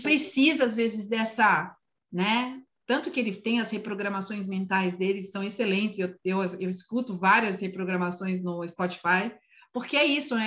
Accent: São Paulo, Brazil; eu sou paulistana, da, né, nascida e criada em São Paulo

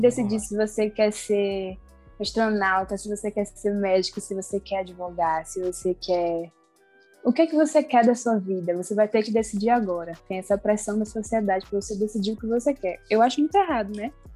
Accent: Salvador, Bahia, Brazil; sou soteropolitana, nasci e criada

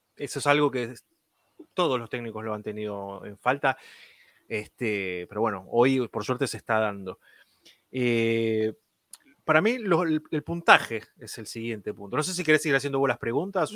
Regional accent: Argentina; como argentino

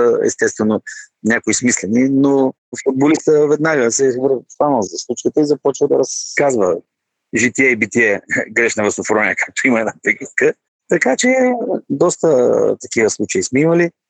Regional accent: Dryanovo, Gabrovo Province, Bulgaria; Аз вече не си спомням кога в родния ми град Дряно, в Локомотив. Играех баскетбол, но се появи един от треньорите в детско-юношеската школа на Локомотив Дряно

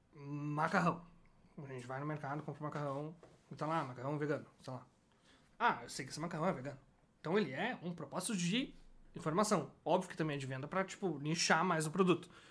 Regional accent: Brazil; sou brasileiro

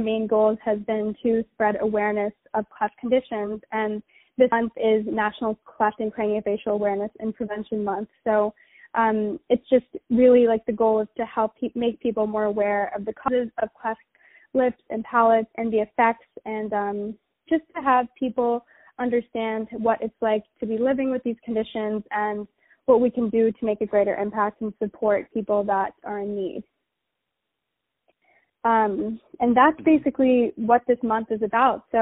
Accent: Virginia, United States; now in New York, United States; I am originally from Virginia, and I grew up there

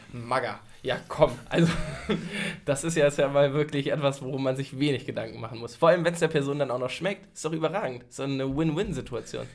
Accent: near Hanover, Lower Saxony, Germany; ich bin ja in der Nähe von Hannover groß geworden

